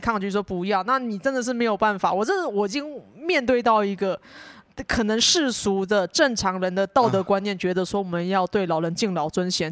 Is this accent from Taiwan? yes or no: yes; Taipei, Taiwan; moved away; 我是那种出生长大都在台北的人，然后离开台北之后才发现，干，世界跟我想的不一样